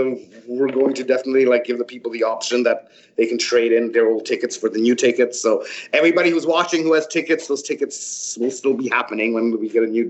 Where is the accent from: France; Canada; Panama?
Canada; also born or lived in Croatia / Frankfurt, Germany; now in Los Angeles, United States; I was born in Croatia, grew up in Canada, and lived in Germany for the great part of my life, but I am not German. I'm Canadian-Croatian, actually.